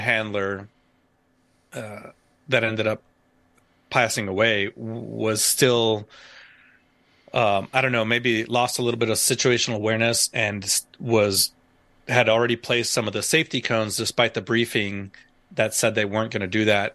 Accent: Canóvanas, Puerto Rico; accent: Texas; also born or lived in Virginia; now in United States; I remember as a kid growing up in Canóvanas, Puerto Rico

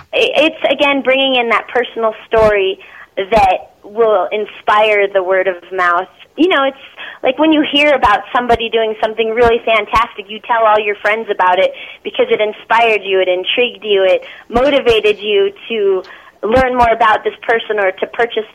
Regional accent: Philippines; born there; And me, I was adopted. I was born in the Philippines, and so I kind of play off of that being adopted.

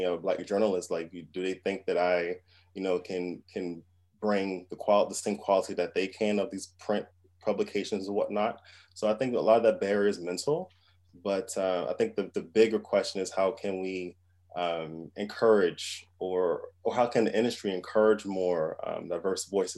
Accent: United States; moved away as an adult; now in London, United Kingdom; as an American, I actually write for UK and US titles. And because I spend most of my time in London

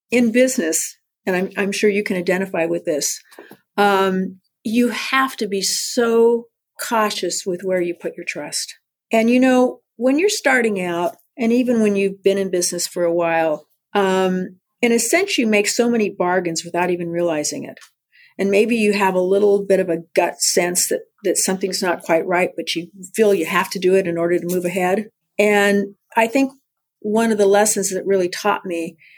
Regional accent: San Diego, California, United States; I was born in San Diego at Mercy Hospital

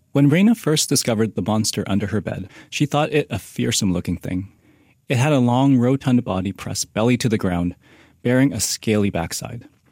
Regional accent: Vancouver, British Columbia, Canada; moved away as an adult; also born or lived in Halifax; I grew up in Vancouver when I was a kid

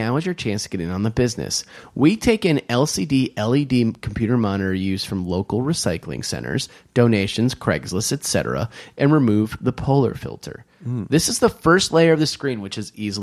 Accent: Suffern, New York, United States; moved away; I was born in Suffern, New York. My dad grew up in Rockland County.

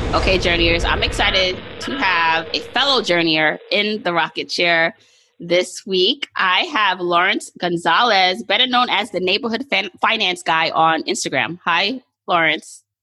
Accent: Jamaica; I'm Jamaican

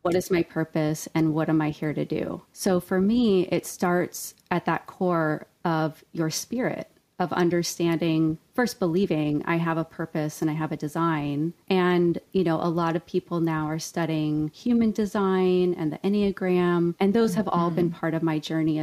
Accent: Ojai, California, United States; I was raised in Ojai, California

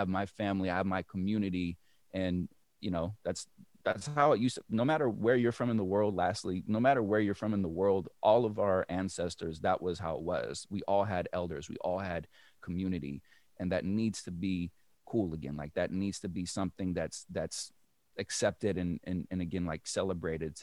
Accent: Berkeley, California, United States; moved away as an adult; also born or lived in New York / Detroit area / Los Angeles; now in Detroit, United States; I originally come from the Bay Area. I was raised in Berkeley.

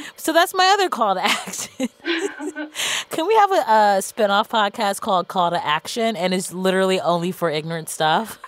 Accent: Cleveland, Ohio, United States; I'm from Cleveland

